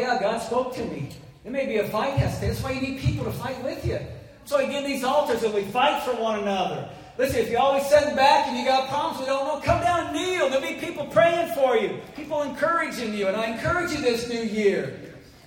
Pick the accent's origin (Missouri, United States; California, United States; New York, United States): Missouri, United States; I grew up in Missouri